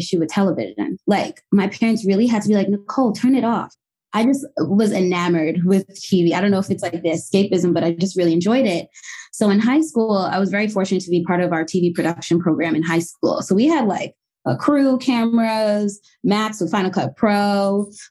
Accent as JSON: {"language": "English", "town": "Mount Olive", "region": "New Jersey", "country": "United States", "tie": "born or raised there", "also_born_or_lived": "Englewood, New Jersey", "said": "born in Englewood, but I was really raised in Mount Olive, small town in like northern Jersey"}